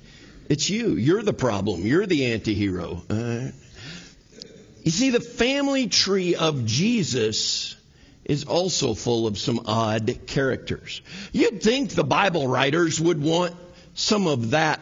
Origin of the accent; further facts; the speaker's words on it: New Mexico, United States; I'm from New Mexico